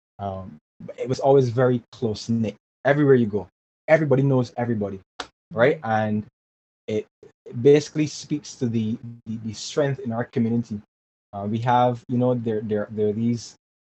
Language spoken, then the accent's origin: English; Barbados; growing up in Barbados was pretty awesome